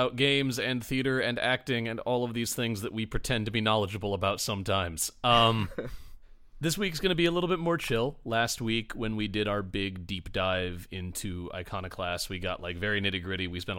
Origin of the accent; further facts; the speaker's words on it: Michigan, United States; now in Chicago, United States; there were three or four tree farms within an easy drive of the town I grew up in Michigan. And now I live in Chicago